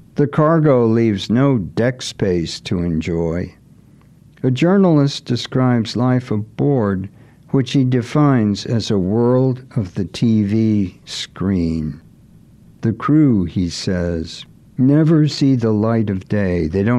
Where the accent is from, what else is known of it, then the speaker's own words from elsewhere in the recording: Gloucester, Massachusetts, United States; Fish processing in my hometown, Gloucester.